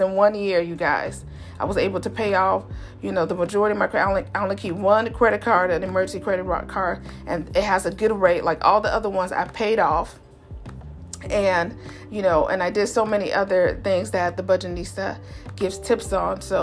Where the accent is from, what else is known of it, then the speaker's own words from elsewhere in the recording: Chicago, Illinois, United States; moved away; I'm originally born and raised in Chicago